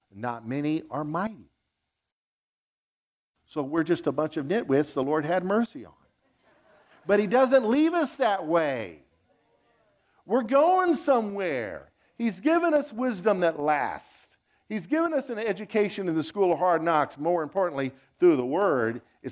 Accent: United States; also born or lived in Zimbabwe; I'm an American

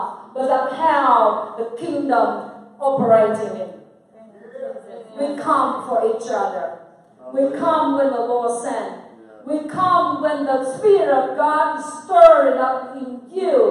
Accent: Vietnam; I'm come from Vietnam.

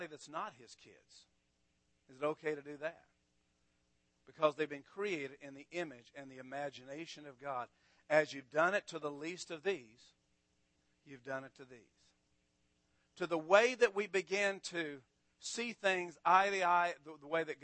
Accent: Amarillo, Texas, United States; I grew up in Texas all my life. I grew up in Amarillo

